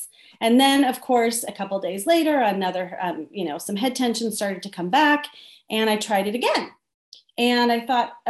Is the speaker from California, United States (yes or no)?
yes; Southern California, United States; I'm from Southern California